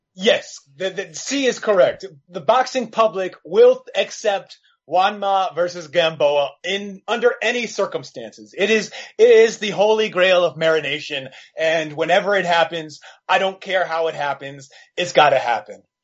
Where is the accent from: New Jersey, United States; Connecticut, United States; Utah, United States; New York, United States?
New York, United States; New York City; I'm born and raised in New York, Steve, um, and oh, uh, grew up downtown near NYU